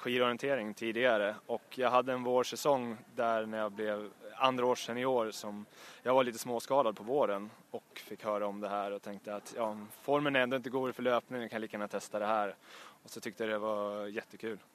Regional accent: Uppsala, Uppsala County, Sweden; jag är från platta Uppsala

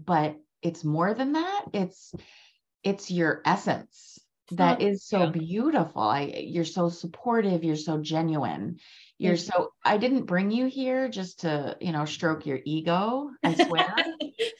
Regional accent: Maryland, United States; I'm from Maryland

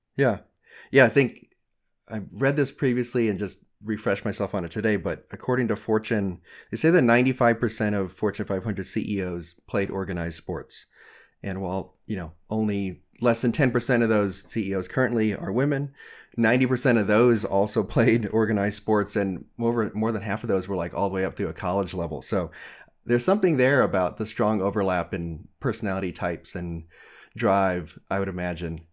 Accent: Texas, United States; growing up in Texas

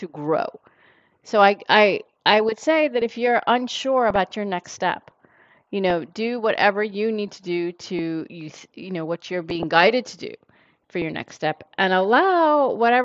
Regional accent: New York City, New York, United States; growing up in New York City

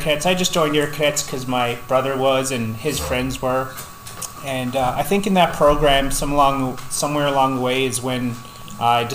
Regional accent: Newfoundland and Labrador, Canada; moved away; I'm from Newfoundland. I moved out here about 13 years ago.

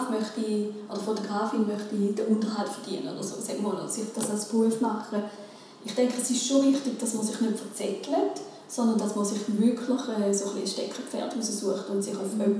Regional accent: Switzerland; das sieht man ja bei uns in der Schweiz.

